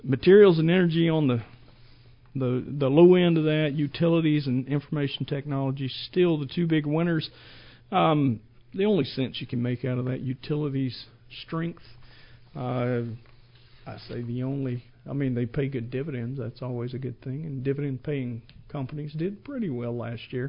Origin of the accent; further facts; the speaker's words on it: Georgia, United States; moved away as an adult; also born or lived in Grand Forks, North Dakota; I grew up in Georgia